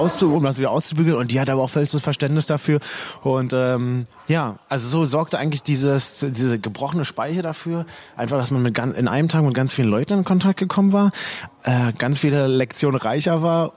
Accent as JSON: {"language": "German", "region": "Berlin", "country": "Germany", "tie": "born or raised there", "said": "Ich bin in Berlin groß geworden"}